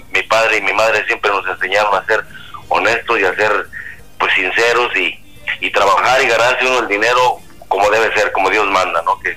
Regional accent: Chalchihuites, Zacatecas, Mexico; en la provincia por ahí de la, de, de, México, el estado se llama, el, estado de Zacatecas. El pueblito, mi pueblito se llama Chalchihuites.

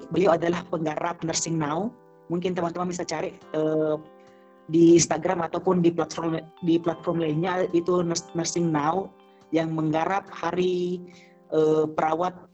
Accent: Makassar, South Sulawesi, Indonesia; Karena kebetulan kan saya dari Makassar, gerbang dari Indonesia Timur

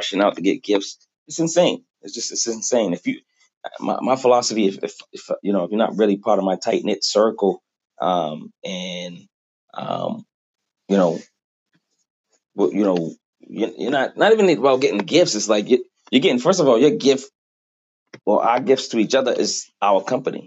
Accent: Boston, Massachusetts, United States; now in Quincy, United States; from Boston. I live in Quincy now

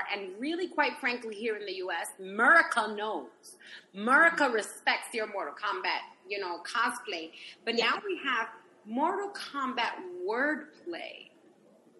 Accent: East Coast, United States; I'm from the East Coast

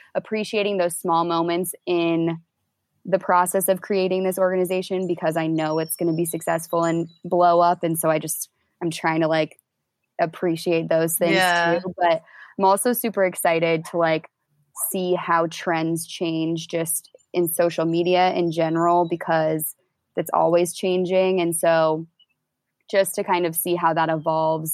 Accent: Indianapolis, Indiana, United States; moved away as an adult; move back to like my hometown in Indy

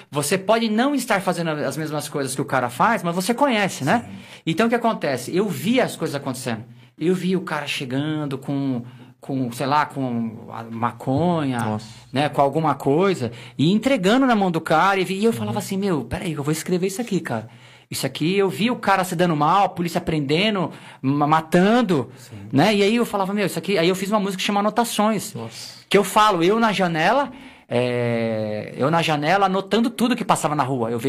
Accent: Osasco, São Paulo, Brazil; Na verdade, cara, eu nasci aqui no, no Hospital das Damas, em Osasco, né? Sim. No Hospital das Damas, e Entendi. cresci ali no, no, no, na Vila Menk, em Osasco

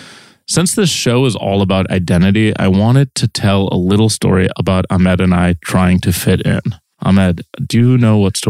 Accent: Minnesota, United States; I never really got that experience because I pretty much grew up in Minnesota.

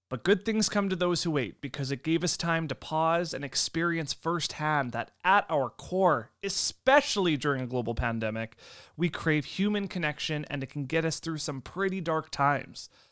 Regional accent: Lemberg, Saskatchewan, Canada; That's actually about 20 minutes away from my hometown, What's oh, which right? is Lemberg

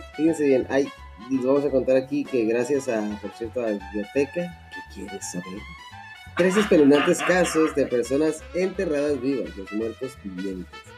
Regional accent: Mexico; somos finos, finos mexicanos unos güeros, unos más morenos, pero a fin de cuentas bien mexicanos

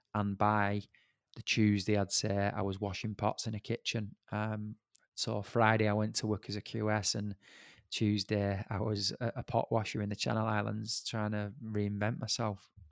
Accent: Bolton, North West England, United Kingdom; I'm from Bolton

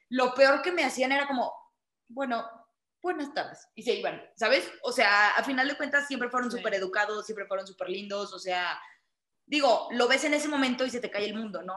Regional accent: Monterrey, Nuevo León, Mexico; yo soy de Monterrey

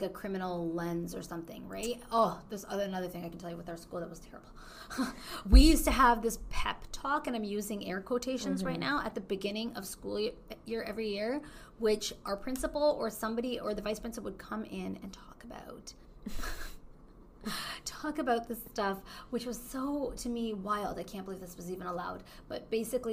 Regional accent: Canada; moved away; I'm Canadian

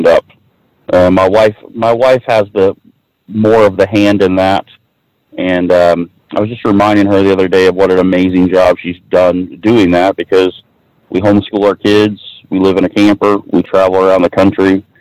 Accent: Titusville, Florida, United States; moved away as an adult; I grew up in Titusville, Florida, which is right by Cocoa Beach. And pretty much lived there my entire life until March of 2016

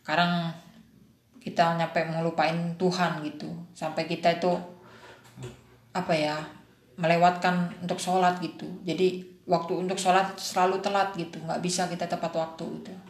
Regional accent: Lampung, Indonesia; now in Jakarta, Indonesia; aslinya sih Lampung cuman ada kepentingan di Jakarta kepentingan ya karir lah

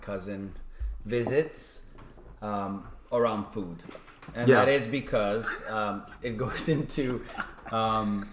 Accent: New York, United States; now in Philadelphia, United States; I'm from New York, but I live in Philly

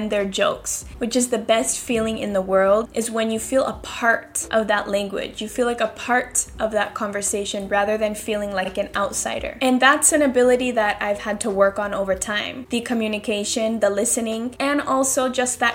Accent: Seattle, Washington, United States; moved away as an adult; now in Spain; I'm from Seattle living in Spain.

